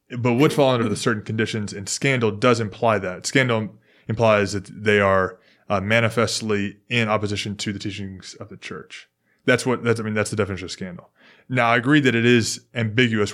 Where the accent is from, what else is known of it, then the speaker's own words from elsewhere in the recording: Memphis, Tennessee, United States; now in Houston, United States; I'm from Memphis. We speak different English